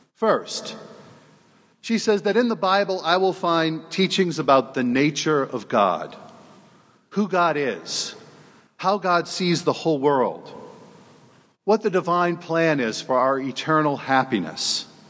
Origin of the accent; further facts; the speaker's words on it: New Orleans, Louisiana, United States; moved away as an adult; now in South Bend, United States; I was born and raised in New Orleans